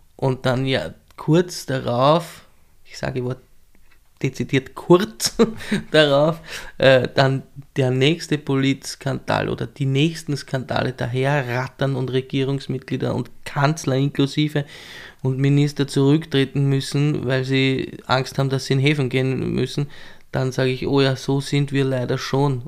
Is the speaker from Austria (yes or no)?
yes; southern Weinviertel, Lower Austria, Austria; moved away as an adult; also born or lived in Marchfeld; now in Vienna, Austria; im südlichen Weinviertel bin ich mhm. aufgewachsen